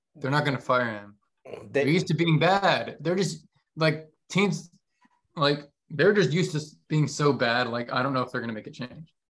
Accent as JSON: {"language": "English", "town": "Miami", "region": "Florida", "country": "United States", "tie": "born or raised there", "said": "Born and raised in Miami."}